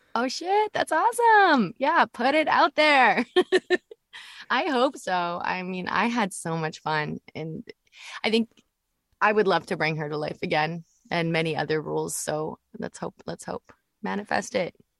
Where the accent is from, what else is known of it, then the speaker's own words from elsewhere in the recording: Vancouver, British Columbia, Canada; we live in Vancouver as well, right? Like I'm Canadian and that's where I'm from